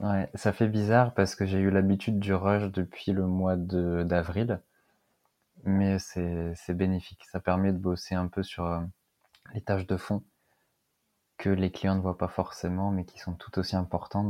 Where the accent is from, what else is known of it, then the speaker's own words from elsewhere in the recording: Lille, Hauts-de-France, France; moved away as an adult; also born or lived in south of Rennes; now in Rennes, France; Je suis originaire de Lille, mais je suis venu en Bretagne par amour.